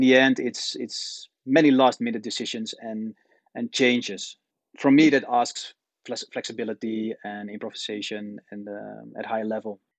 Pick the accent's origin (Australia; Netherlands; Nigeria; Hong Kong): Netherlands; moved away as an adult; also born or lived in China; I'm born and raised in the Netherlands